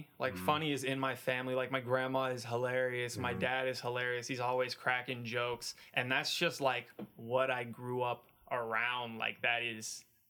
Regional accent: Canada; born there; But they're in Canada, so I was born in Canada. All the Arab side, the Lebanese side is in Canada, and the black side is in the United States.

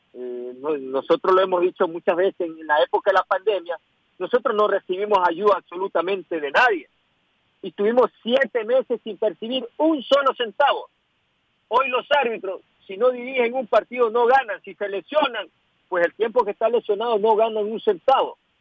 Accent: Ecuador; Yo como ecuatoriano

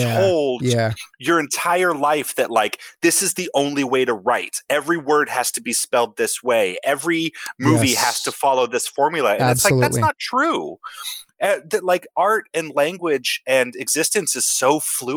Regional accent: Wyoming, United States; growing up in Wyoming. Everything we got like 5 years later than the rest of the world got

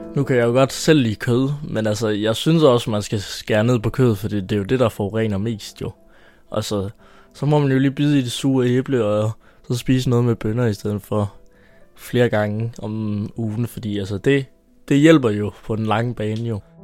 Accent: Haderslev, Southern Denmark, Denmark; jeg er 17 år, og jeg er fra Haderslev

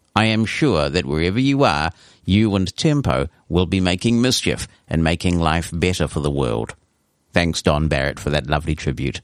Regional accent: New Zealand

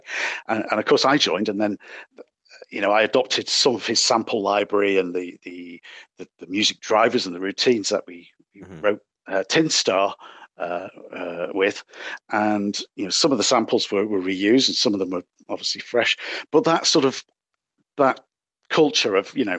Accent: Manchester, North West England, United Kingdom; I'm from Manchester, England.

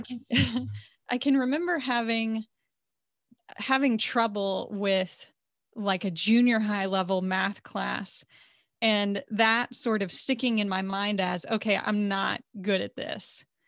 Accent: Texas, United States; living and growing up in Texas as a woman

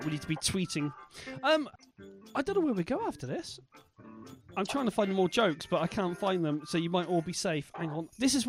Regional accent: Bristol, South West England, United Kingdom; accent: Bristol; that lets out my Bristol accent.

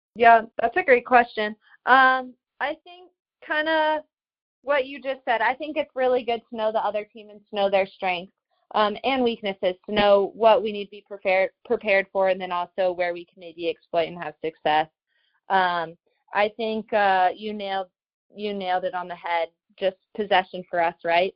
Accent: Colorado, United States; moved away as an adult; now in Washington, D.C., United States; I'm from Colorado, so I was home with my family

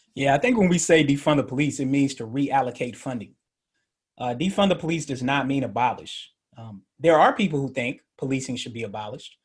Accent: Murfreesboro, Tennessee, United States; also born or lived in Atlanta, Georgia / Memphis, Tennessee; I'm originally from Murfreesboro. So, for people in Memphis, that'll be familiar to them. For people who aren't, that's in Middle Tennessee by Nashville. Uh, grew up in Atlanta, moved back to Murfreesboro, went to Riverdale High School

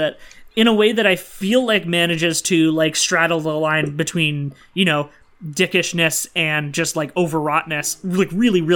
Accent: Sudbury, Ontario, Canada; my hometown, Sudbury, Ontario

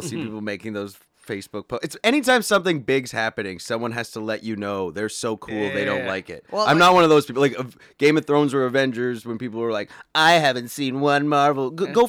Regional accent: Thunder Bay, Ontario, Canada; now in Toronto, Canada; I grew up in Thunder Bay, which is a hockey town.

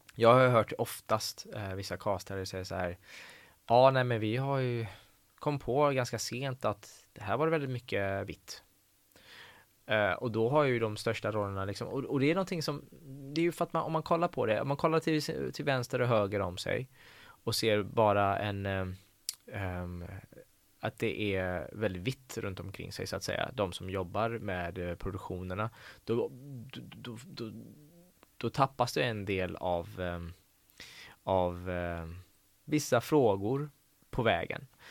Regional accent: Gothenburg, Västra Götaland, Sweden; first language Persian; Swedish is a second language; also born or lived in Tehran, Iran; jag tycker att jag är uppvuxen i Backa. Mm. Um, i Hisingen

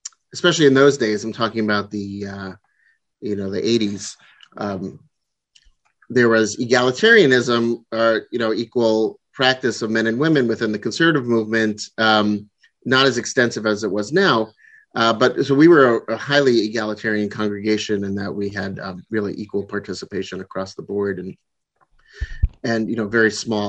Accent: New York area, United States; now in Pacific Northwest, United States; I was originally from the New York area and outside of New York City, and the congregation, and I grew up within the conservative movement.

